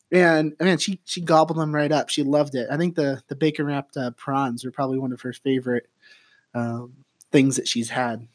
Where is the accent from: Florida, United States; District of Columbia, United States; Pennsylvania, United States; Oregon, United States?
Oregon, United States; St. Helens; now in Eugene, United States; from Saint Helens, Rainier, Oregon